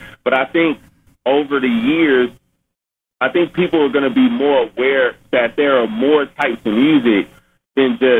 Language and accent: English; Ohio, United States; I'm from Ohio